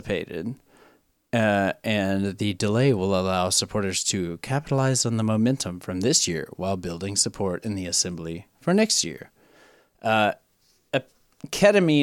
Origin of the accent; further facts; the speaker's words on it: Tennessee, United States; My home state, Tennessee